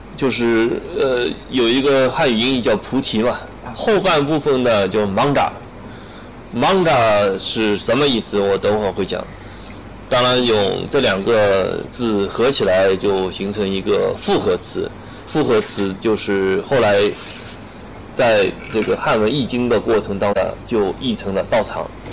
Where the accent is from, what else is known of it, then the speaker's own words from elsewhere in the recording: China; 我们中国人